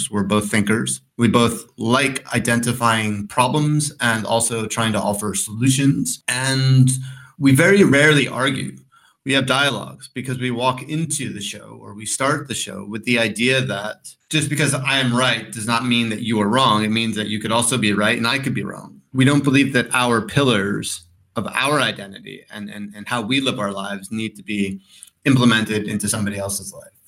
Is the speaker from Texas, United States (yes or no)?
no; New York, United States; also born or lived in California; now in Colorado, United States; I'm from New York slash Colorado, depending on what mood. Um, because I was born in California, raised in New York, and spent 10 years in Colorado not really sure which one to identify.